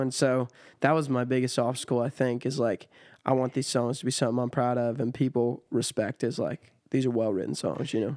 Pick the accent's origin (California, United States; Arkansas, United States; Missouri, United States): California, United States; Sierra Nevada; moved away as an adult; now in Nashville, United States; my hometown is right at the base of Sierra Nevada